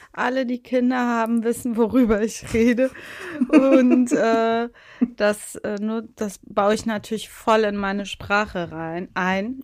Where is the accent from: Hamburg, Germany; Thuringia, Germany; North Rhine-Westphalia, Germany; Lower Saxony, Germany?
North Rhine-Westphalia, Germany; Leverkusen; Leverkusen, wo ich herkomme, natürlich auch. Das gehört ja zu einer richtigen Leverkusenerin dazu.